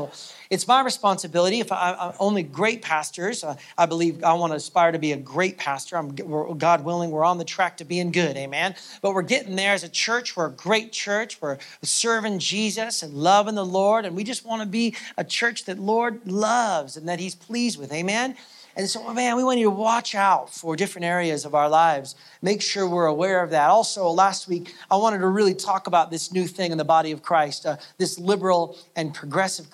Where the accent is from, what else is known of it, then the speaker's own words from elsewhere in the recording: United States; moved away as an adult; now in Canada; I'm American, and so in the American church, I mean, I've been in Canada now for 8 years.